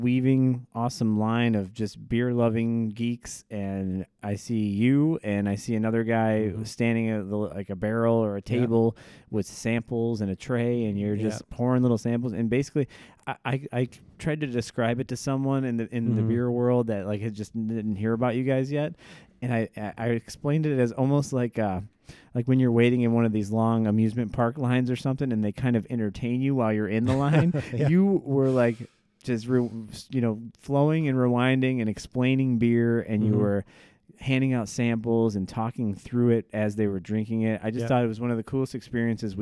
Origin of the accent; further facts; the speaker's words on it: Joliet, Illinois, United States; I'm from Joliet